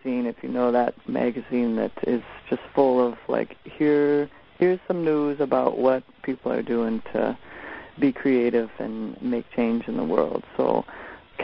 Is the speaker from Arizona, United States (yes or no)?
no; South Dakota, United States; moved away; I grew up in South Dakota, and where my folks still are.